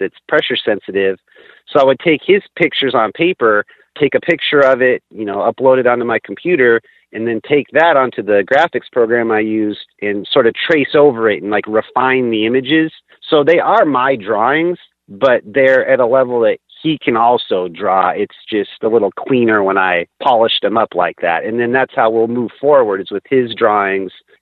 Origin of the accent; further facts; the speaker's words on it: Washington, United States; also born or lived in Sacramento / North Dakota; now in Minneapolis, United States; I grew up in Washington near the coast